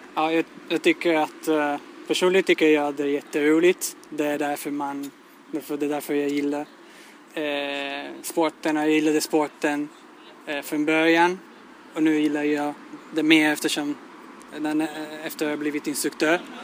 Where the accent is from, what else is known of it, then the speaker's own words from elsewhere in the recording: Italy; Swedish is a second language; moved away as an adult; now in Sweden; jag kommer från Italien